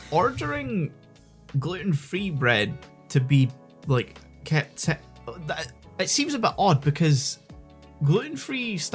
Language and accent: English; Scotland, United Kingdom; accent: somewhere between a Weegie (Glasgow) accent and an Edinburgh accent